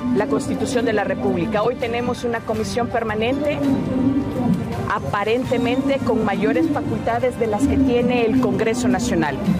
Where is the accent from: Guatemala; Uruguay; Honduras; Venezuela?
Honduras; como pueblo hondureño